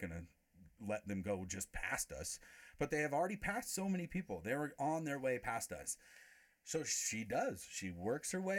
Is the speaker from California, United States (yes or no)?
yes; Crestline, California, United States; I carry like a little bit of funny little mountain ghetto swagger from growing up in Crestline